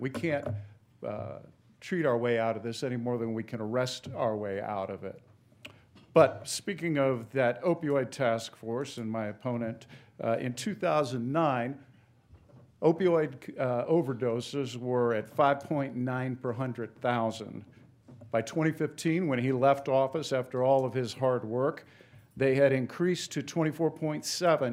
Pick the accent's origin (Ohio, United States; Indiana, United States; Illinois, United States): Ohio, United States; went home to practice in my hometown with, uh, and raised my family. Ultimately became the prosecuting attorney in that county for eight years.